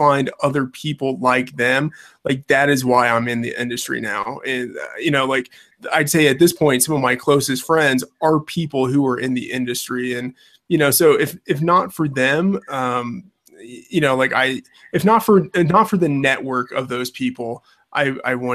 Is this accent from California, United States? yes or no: no; Texas, United States; I grew up in Texas, born and raised in Texas